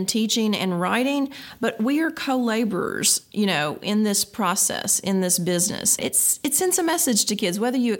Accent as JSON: {"language": "English", "region": "Kentucky", "country": "United States", "said": "I'm from Kentucky"}